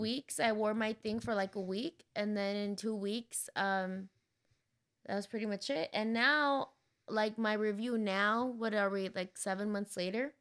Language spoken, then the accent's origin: English; San Diego, California, United States; moved away; I grew up in San Diego, so I'm really familiar with, like, the border